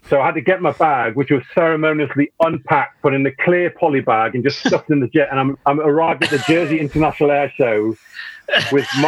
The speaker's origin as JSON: {"language": "English", "town": "Newcastle upon Tyne", "region": "North East England", "country": "United Kingdom", "moved": "yes", "said": "I'm originally from Newcastle"}